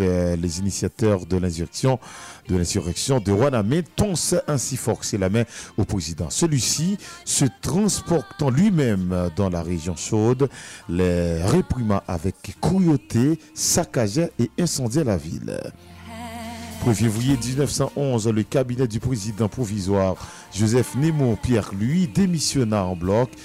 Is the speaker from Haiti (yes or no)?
yes; Bombardopolis, Nord-Ouest, Haiti; ma ville natale, Bombardopolis